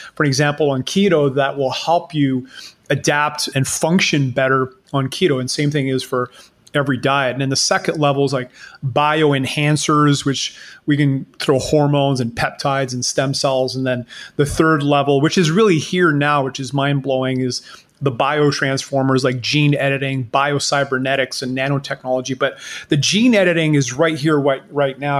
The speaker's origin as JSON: {"language": "English", "country": "Canada", "moved": "yes", "lives_now": "Panama", "said": "I live in Panama, but I'm Canadian"}